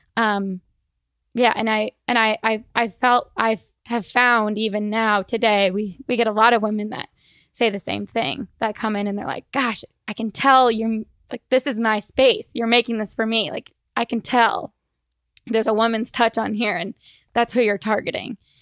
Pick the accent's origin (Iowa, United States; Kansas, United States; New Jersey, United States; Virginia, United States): Iowa, United States; moved away as an adult; also born or lived in Boston / Chandler, Arizona; now in Arizona, United States; I am from Iowa and we, I grew up, my parents, um, my mom owned a grocery store